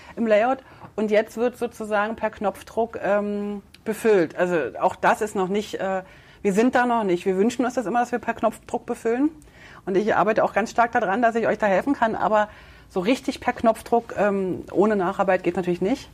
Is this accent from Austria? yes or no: no; Berlin, Germany; accent: Berlin; Ich bin ja in der DDR groß geworden